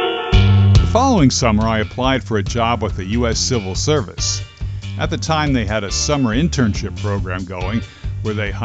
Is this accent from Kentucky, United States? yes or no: no; Linden, New Jersey, United States; my hometown of Linden, New Jersey